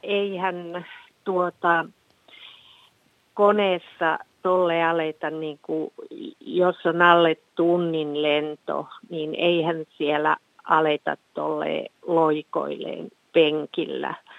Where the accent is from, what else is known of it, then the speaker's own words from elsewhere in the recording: Finland; tämä on häpeisin olla suomalainen